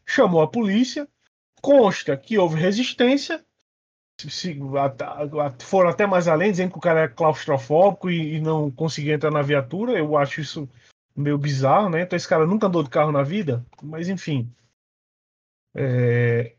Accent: Northeast Region, Brazil; accent: nordestino; moved away; Eu tenho um sotaque nordestino carregado, pesado

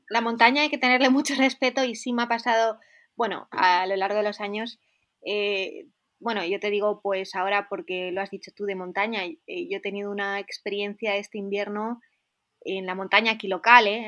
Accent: Spain; accent: Spanish; moved away as an adult; now in Innsbruck, Austria; como española

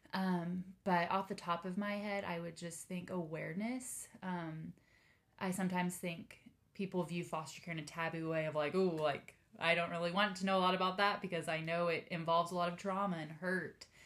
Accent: Denton, Texas, United States; now in Austin, United States; I grew up in the Dallas area in good old Denton

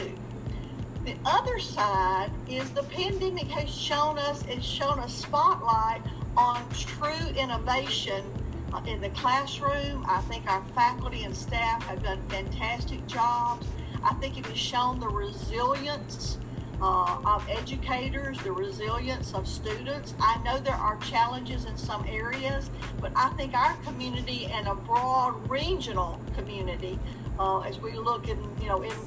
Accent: Enterprise, Alabama, United States; now in Martinsville, United States; I'm originally from Enterprise, Alabama, which is the home of the Boll Weevil Monument

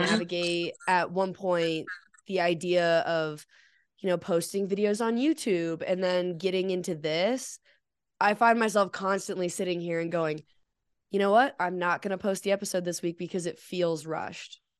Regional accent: Colorado, United States; growing up in Colorado

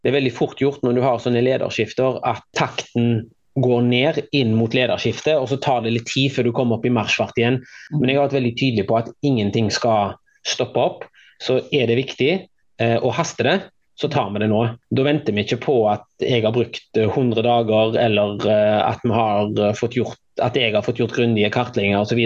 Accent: Haugesund, Rogaland, Norway; moved away as an adult; also born or lived in Bergen / Oslo; Eh, og hadde det veldig fint her i oppveksten

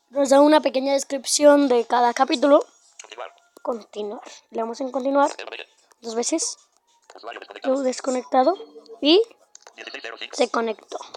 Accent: Mexico; Bueno, primero que nada … del, de México.

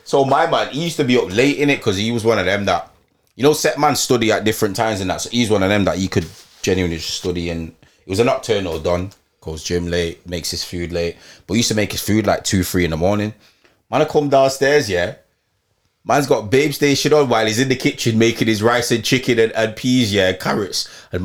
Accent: Leeds, Yorkshire and the Humber, United Kingdom; because remember I came from Leeds to Chester for uni

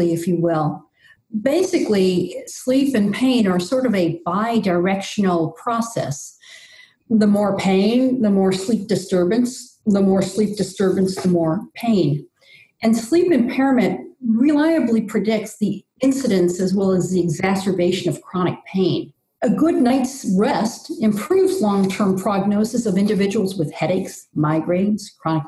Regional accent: New York City, New York, United States; moved away; also born or lived in Ecuador; I grew up on Staten Island in New York City back when it was almost rural

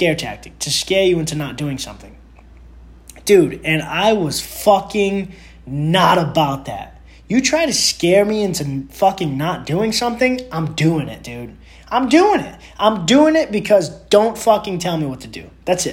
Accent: New York, United States; I'm from New York

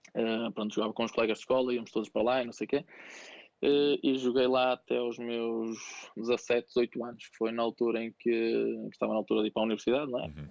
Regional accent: Santo Tirso, Norte, Portugal; also born or lived in Vila das Aves / Viseu; sou natural de, de Santo Tirso, do Conselho de Santo Tirso

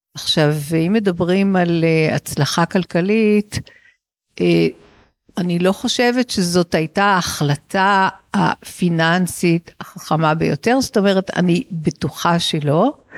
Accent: Israel; גדלתי בישראל של אה, שנות ה-60 וה-70

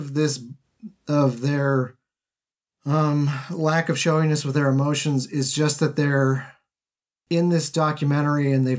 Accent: United States; as an American, I have a wildly skewed view of Australia

